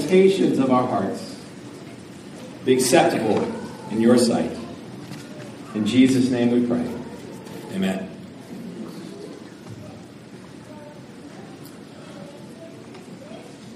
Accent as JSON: {"language": "English", "town": "Denver", "region": "Colorado", "country": "United States", "tie": "born or raised there", "said": "I grew up in Denver. I lived in Denver all my life"}